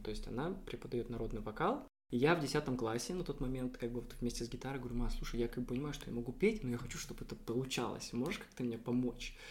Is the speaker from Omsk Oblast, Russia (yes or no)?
yes; Omsk, Omsk Oblast, Russia; now in Saint Petersburg, Russia; я вообще, э, из Омска, из Омской области, я из Сибири